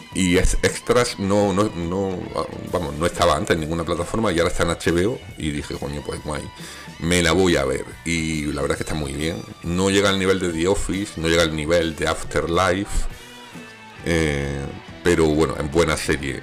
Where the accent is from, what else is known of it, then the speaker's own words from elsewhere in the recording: Granada, Andalusia, Spain; yo vengo de Granada, que allí tenemos el polígono de las Manjayas